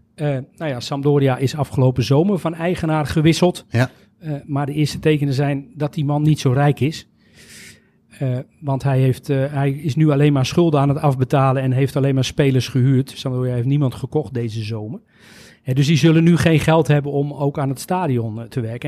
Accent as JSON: {"language": "Dutch", "country": "Netherlands", "said": "wij als Nederlanders"}